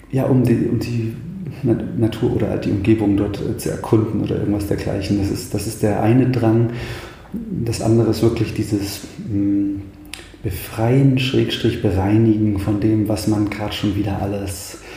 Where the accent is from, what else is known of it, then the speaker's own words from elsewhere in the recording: Thuringia, Germany; ich bin ein Waldkind, vielleicht das zunächst. Ich komme, ich komme aus dem Eichsfeld, aus der Mitte Thürings, ähm, beziehungsweise aus dem Norden Thürings, Mitte Deutschlands